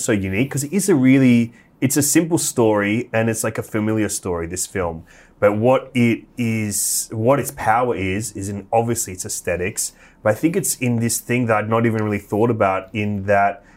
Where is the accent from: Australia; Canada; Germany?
Australia; as an Australian